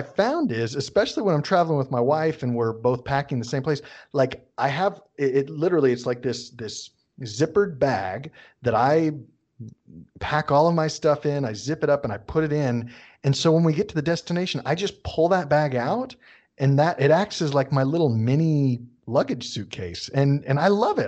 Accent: United States; accent: American English; I'm an American speaking American English

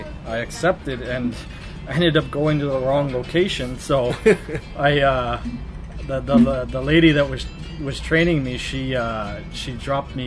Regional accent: Kitchener, Ontario, Canada; moved away as an adult; also born or lived in Calgary, Alberta; now in Zhuhai, China; I'm originally from Kitchener Waterloo, Ontario, but I lived in Calgary for the past several years

